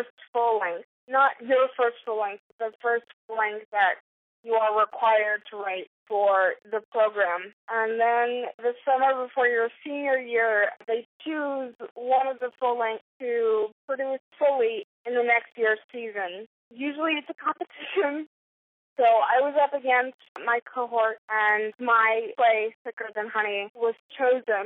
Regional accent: Houston, Texas, United States; moved away as an adult; also born or lived in New York; I was born and raised in Houston, and I desperately wanted to get out

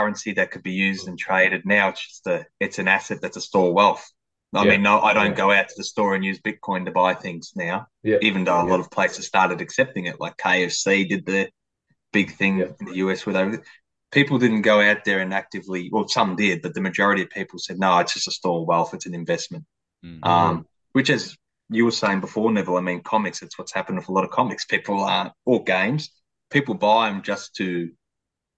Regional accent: Melbourne, Victoria, Australia; we grew up with in Australia

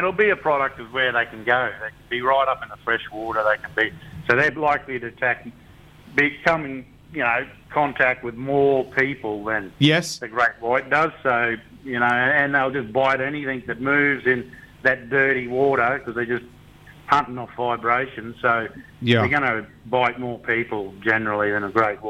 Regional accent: the Burdekin, Queensland, Australia; I grew up in the Burdekin

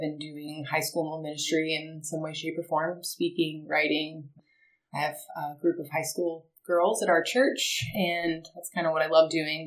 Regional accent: Marietta, Georgia, United States; born and raised in Marietta, just a little bit outside of Atlanta

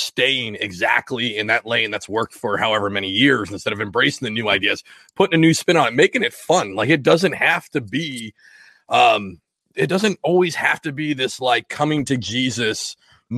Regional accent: Washington, United States; I grew up fly fishing in Washington State

